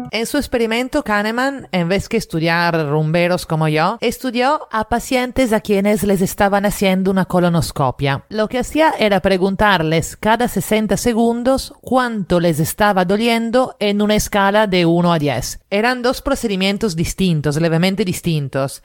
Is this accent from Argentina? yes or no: no; Italy; now in Lima, Peru; italiana en Lima